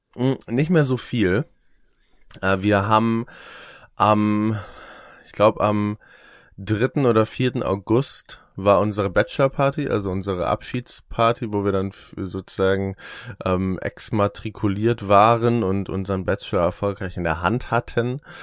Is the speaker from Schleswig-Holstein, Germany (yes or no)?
yes; Eckernförde, Schleswig-Holstein, Germany; now in Hamburg, Germany; ich wohne in Hamburg und ich komme aus Eckernförde, noch weiter im Norden